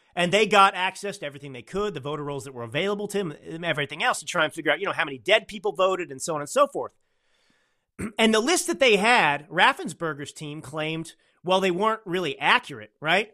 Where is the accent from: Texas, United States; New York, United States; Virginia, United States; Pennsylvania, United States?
Texas, United States; now in Northern California, United States; I'm a Texan